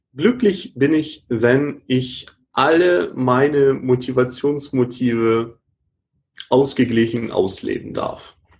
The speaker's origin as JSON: {"language": "German", "region": "Hamburg", "country": "Germany", "said": "ich komme ja aus Hamburg"}